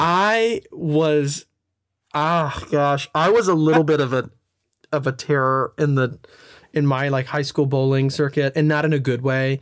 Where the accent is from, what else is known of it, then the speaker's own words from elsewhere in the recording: Nashville, Tennessee, United States; I'm from Nashville